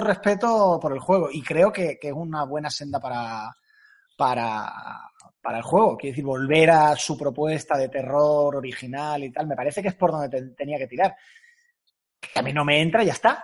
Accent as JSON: {"language": "Spanish", "region": "Andalusia", "country": "Spain", "accent": "andaluz", "said": "hablo muy rápido y tengo acento andaluz"}